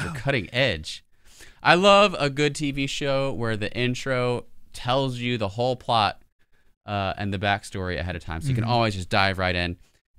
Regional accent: Mississippi, United States; growing up in Mississippi, I was the last cohort to get my driver's license at 15.

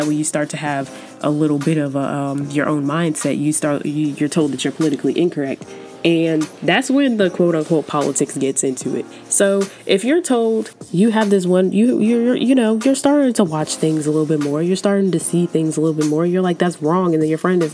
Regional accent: Georgia, United States; accent: Southern; I've come in full circle of my Southern roots, and I accept the fact that I'm from Georgia, and I accept the fact that sometimes my accent's going to come out

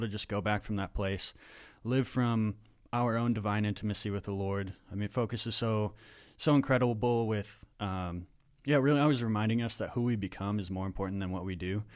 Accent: Minnesota, United States; also born or lived in Wisconsin; I'm from Minnesota

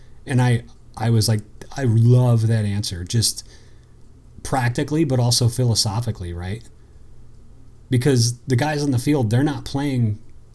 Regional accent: United States; I grew up on the East Coast on the Maryland-Pennsylvania border

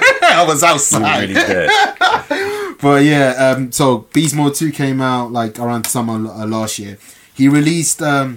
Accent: London, United Kingdom; I'm still English. I'm still London.

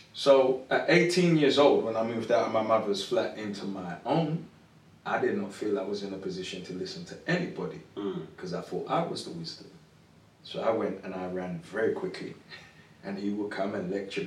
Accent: London, United Kingdom; moved away as an adult; Southeast London. Born and bred. I spent the first 30 years of my life in South London.

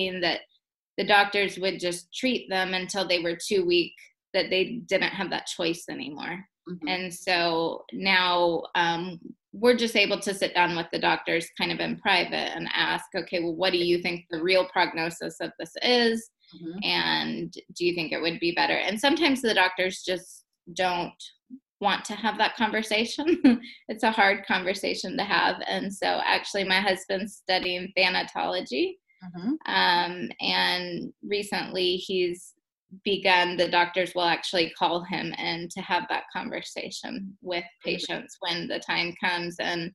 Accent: Texas, United States; moved away as an adult; now in Africa; I'm from Texas

